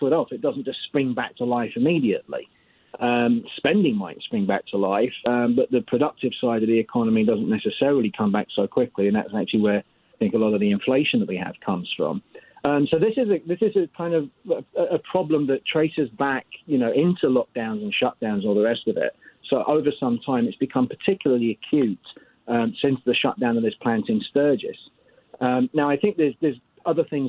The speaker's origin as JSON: {"language": "English", "country": "United Kingdom", "moved": "yes", "lives_now": "United States", "said": "I'm actually from Europe, from the UK."}